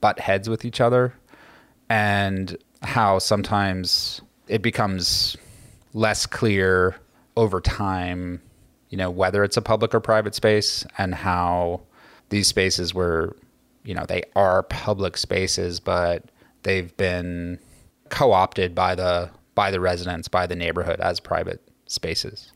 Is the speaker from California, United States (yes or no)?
yes; Los Angeles, California, United States; moved away as an adult; also born or lived in New Orleans; now in New York City, United States; I grew up in Los Angeles